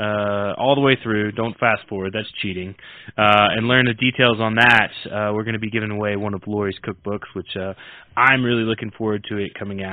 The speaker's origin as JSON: {"language": "English", "region": "southeast or southern United States", "country": "United States", "said": "I'm from the southeast or southern United States, and my accent tends to vary depending."}